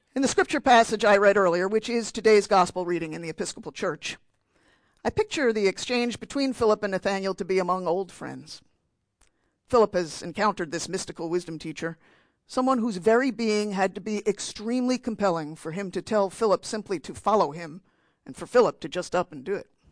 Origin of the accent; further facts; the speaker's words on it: New Jersey, United States; I'm from New Jersey